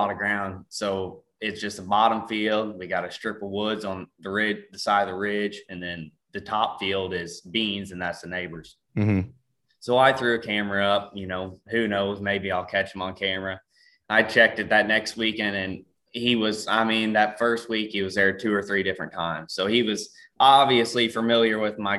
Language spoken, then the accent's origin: English; Ste. Genevieve, Missouri, United States; I'm from St. Genevieve, Missouri